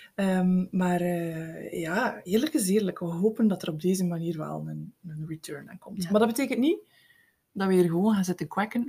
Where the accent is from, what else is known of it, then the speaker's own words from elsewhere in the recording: Eeklo, Flanders, Belgium; ik ben van het Meetjesland. Ik ben geboren en getogen in Eeklo